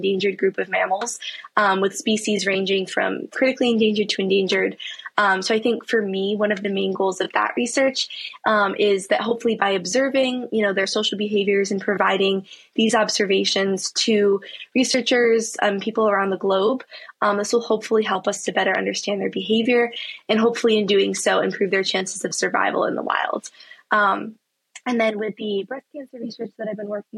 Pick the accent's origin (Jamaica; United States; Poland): United States; Saratoga Springs, New York; moved away as an adult; now in Durham, United States; growing up in Saratoga and also during my time so far at Duke